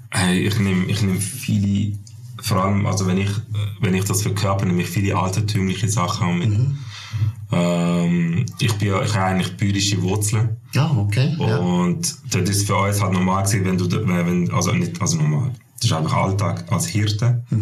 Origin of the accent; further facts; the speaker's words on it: Turkey; now in Switzerland; Ich bin Türk und ich habe einen Schweizer Pass.